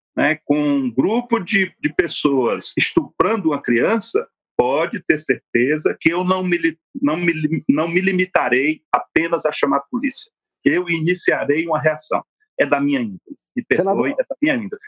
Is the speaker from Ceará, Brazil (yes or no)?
yes; Sobral, Ceará, Brazil; A terra que eu nasci, a terra que eu me criei, a terra que eu estudei